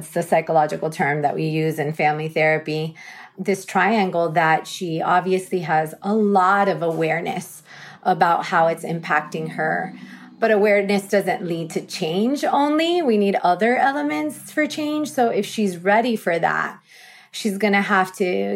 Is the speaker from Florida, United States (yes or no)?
yes; South Florida, United States; I was born and raised in South Florida, so I'm a native.